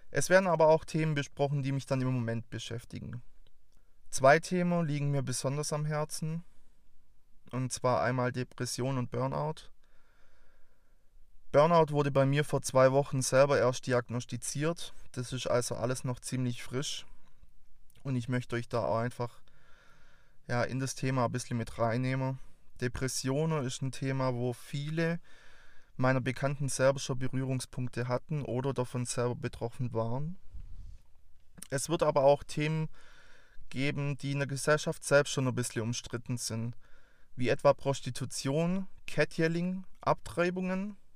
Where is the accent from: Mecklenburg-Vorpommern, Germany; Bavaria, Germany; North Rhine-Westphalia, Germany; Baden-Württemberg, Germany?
Baden-Württemberg, Germany; accent: Swabian; Ich bin 24 Jahre alt, komme aus der Nähe von Stuttgart. Für alle, die jetzt meinen wunderbaren Dialekt noch nicht zuordnen konnten. Ich will euch nicht versprechen, dass das Schwäbische bei mir nicht durchkommt.